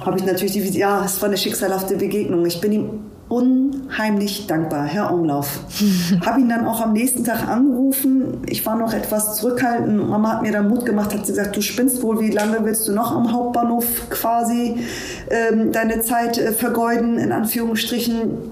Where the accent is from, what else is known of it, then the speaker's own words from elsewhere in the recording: Hamburg, Germany; ich bin in Hamburg geboren